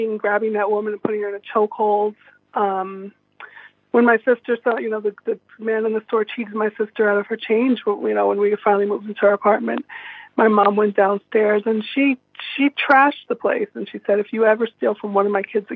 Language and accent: English; New York City, New York, United States; I was born in the Castle Hill Projects in the Bronx